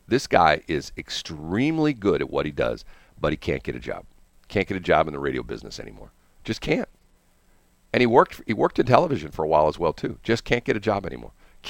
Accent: Texas, United States; well, I'm from Texas. I want a big steak.

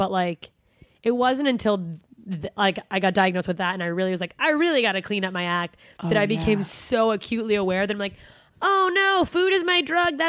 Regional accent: Alaska, United States; moved away; I'm from Alaska.

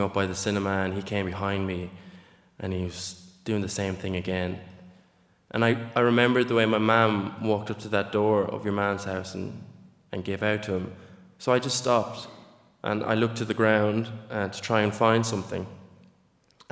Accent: Nenagh, Munster, Ireland; I grew up in Nina.

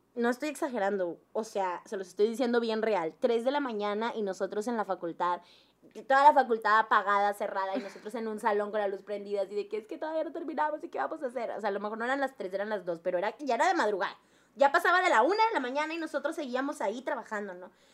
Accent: Monterrey, Nuevo León, Mexico; el primer trabajo que tuve fue en Teleperformance como buena regia

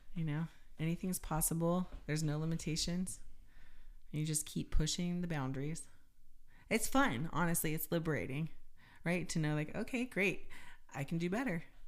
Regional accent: United States; being an American

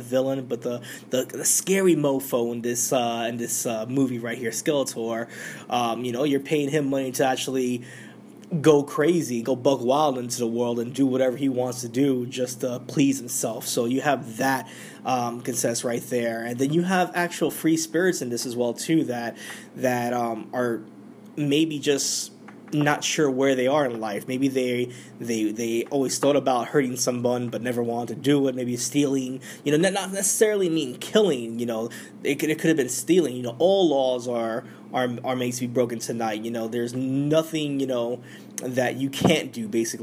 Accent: New York, United States; we're in my home state. This is New York City.

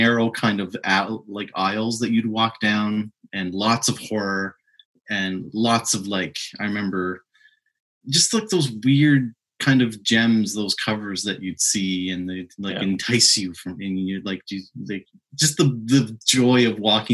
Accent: Cole Harbour, Nova Scotia, Canada; also born or lived in Halifax; where I grew up in Cole Harbour

